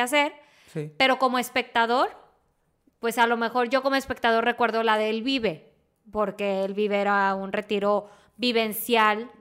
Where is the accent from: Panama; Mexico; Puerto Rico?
Mexico; Monterrey, Nuevo León; yo soy regia